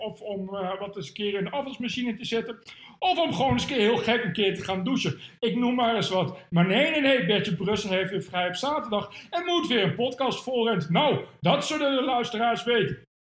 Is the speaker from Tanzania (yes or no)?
no; Ede, Gelderland, Netherlands; ik kom uit Veluwe en ik kom van de gemeente Ede.